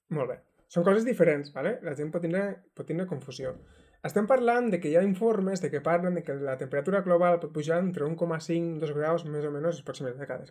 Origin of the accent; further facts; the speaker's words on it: Terres de l'Ebre, Catalonia, Spain; sóc de les Terres de l'Ebre